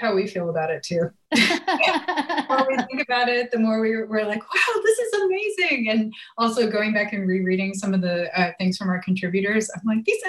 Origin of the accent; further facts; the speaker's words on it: Nashville, Tennessee, United States; I'm originally from Nashville, Tennessee, where I live now, and I went to UT Knoxville.